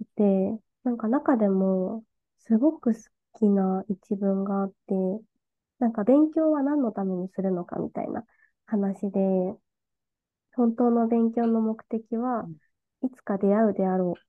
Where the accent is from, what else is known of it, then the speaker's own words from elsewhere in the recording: Okayama, Japan; moved away as an adult; also born or lived in Fukuoka; now in Tokyo, Japan; 私岡山出身なんですけど